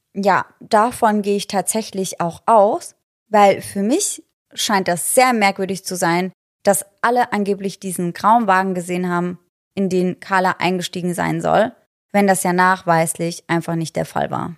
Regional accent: Germany; bei uns in Deutschland

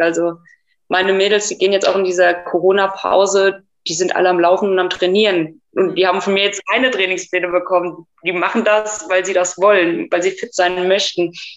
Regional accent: Germany; bei uns in Deutschland

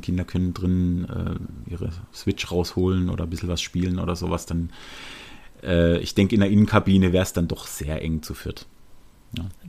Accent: Germany; als Deutscher

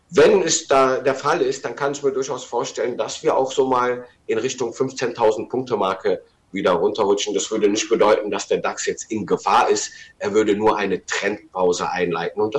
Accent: Rhineland, Germany; eine Divergenz für mich als Rheinländer

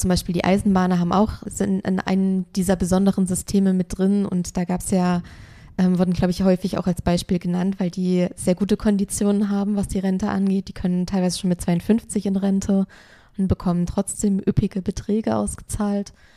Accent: Germany; bei uns in Deutschland

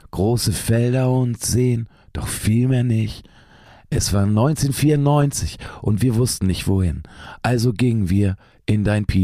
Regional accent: Lower Saxony, Germany; ich spiele manchmal ja Konzerte in meiner alten Heimat. Braunschweig ist die nächstgrößere Stadt, so, die liegt so zwischen Berlin und Hannover.

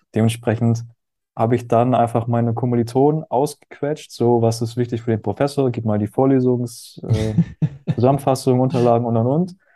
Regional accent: Hamburg, Germany; moved away as an adult; also born or lived in Berchtesgaden / Bad Reichenhall; ich bin, ja in Hamburg groß geworden

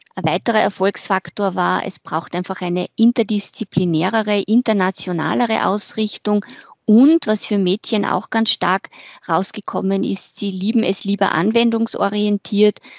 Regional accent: Carinthia, Austria; moved away; Ich bin in Kärnten groß geworden

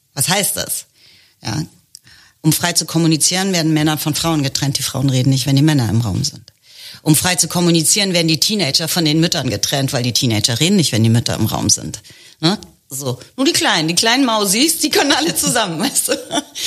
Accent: Germany; Also ich bin Ende der 60er geboren, ich bin Deutsche.

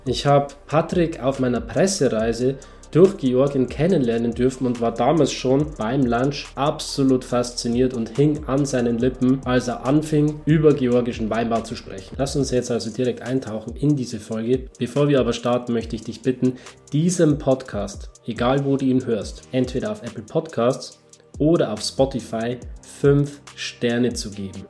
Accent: Germany; bei uns in Deutschland

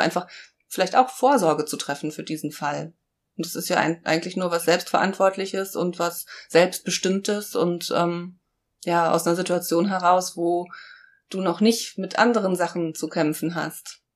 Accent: Brandenburg, Germany; now in Heidelberg, Germany; bin zwar kein Berliner Gewächs, aber ich bin in Brandenburg geboren

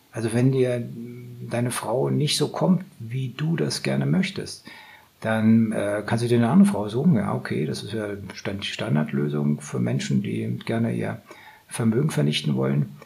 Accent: Northern Germany, Germany; ich komme aus Norddeutschland

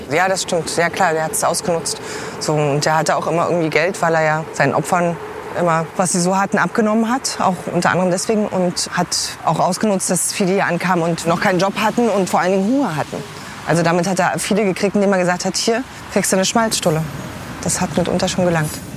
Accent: Berlin, Germany; Berlin-Friedrichshain, ich äh, habe hier 35 Jahre lang gelebt. So, ich bin hier aufgewachsen

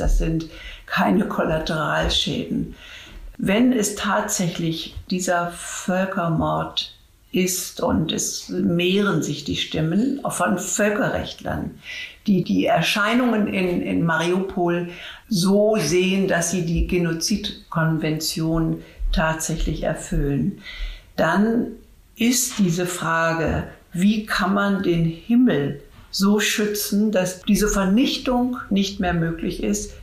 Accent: Germany; uns in Deutschland

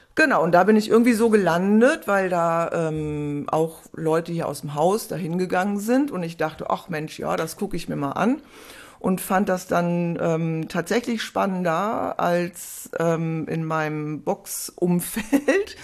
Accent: Essen, North Rhine-Westphalia, Germany; also born or lived in Freiburg / Heidelberg / Bad Oldesloe; now in Hamburg, Germany; also ganz ursprünglich aus Essen.

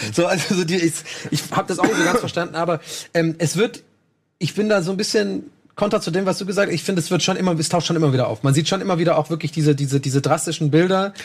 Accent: Germany; als Deutsche

